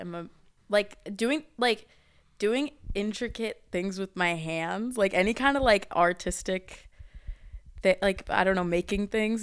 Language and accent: English; Portland, Oregon, United States; I'm from Portland, Oregon